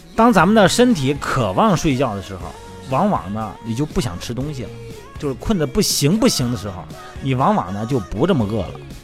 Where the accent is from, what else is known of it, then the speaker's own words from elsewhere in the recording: Shandong, China; 用我们山东人话是水饺